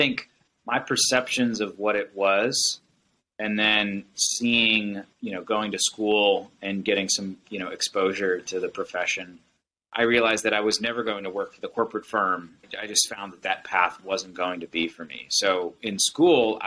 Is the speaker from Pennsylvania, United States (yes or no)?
yes; Pittsburgh, Pennsylvania, United States; moved away as an adult; also born or lived in Raleigh, North Carolina; I'm from the Pittsburgh area. Grew up in the South Hills of Pittsburgh originally